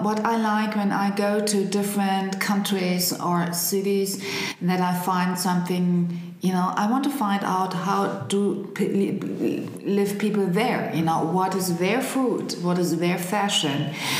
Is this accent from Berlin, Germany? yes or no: yes; Berlin, Germany; I grew up in Prenzlauer Berg.